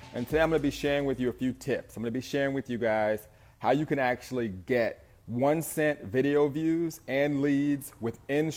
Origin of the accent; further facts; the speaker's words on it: Southern California, United States; I'm an entrepreneur from SoCal.